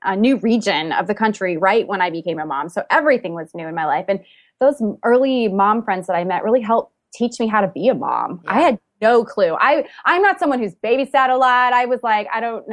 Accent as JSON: {"language": "English", "region": "Ohio", "country": "United States", "tie": "born or raised there", "also_born_or_lived": "Kentucky", "moved": "yes", "lives_now": "Georgia, United States", "said": "I grew up in Ohio"}